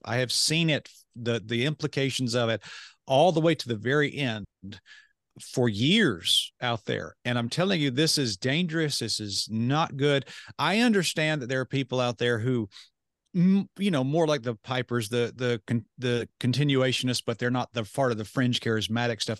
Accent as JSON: {"language": "English", "country": "United States", "said": "I'm sitting there as an American"}